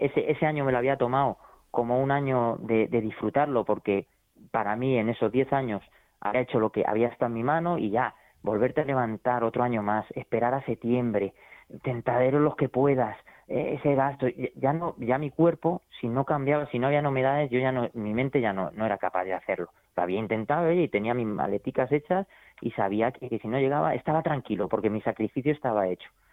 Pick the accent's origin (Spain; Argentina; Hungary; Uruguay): Spain; Albacete, Castilla-La Mancha; Llevaba muchos años en Albacete sobreviviendo